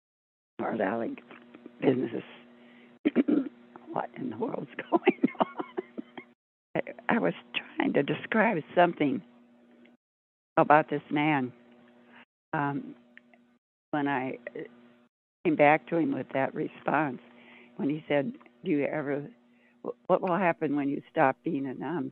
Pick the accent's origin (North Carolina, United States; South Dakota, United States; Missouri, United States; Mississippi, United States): Missouri, United States; St. Louis; moved away; I was born in St. Louis, Missouri, which is supposed to be the most humid area in existence. But since I grew up in it